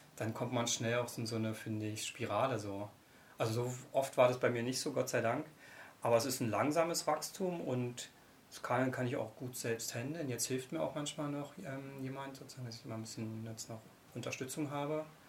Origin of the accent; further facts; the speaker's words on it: Brandenburg, Germany; also born or lived in Köpenick / Müggelsee area, Berlin / Potsdam; Brandenburg ist meine Heimat, da bin ich geboren und aufgewachsen